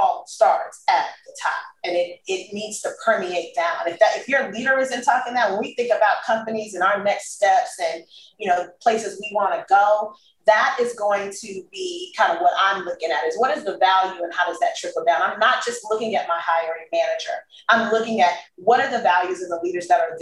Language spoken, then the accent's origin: English; Los Angeles, California, United States; moved away; also born or lived in Texas; I grew up in South Central.